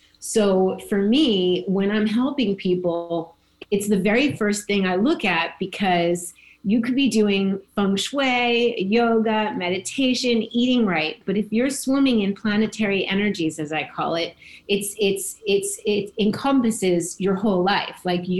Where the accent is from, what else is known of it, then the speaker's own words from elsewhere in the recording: New Jersey, United States; moved away as an adult; also born or lived in New York / Washington, D.C. / Florida; I was born in New Jersey. I spent my whole life New York, New Jersey, Washington, D.C. And I moved to Florida